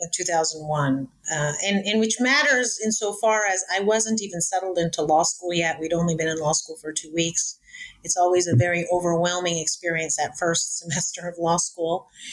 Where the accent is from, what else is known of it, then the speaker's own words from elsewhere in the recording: United States; also born or lived in Cairo, Egypt; I was born in Cairo, but I was raised in America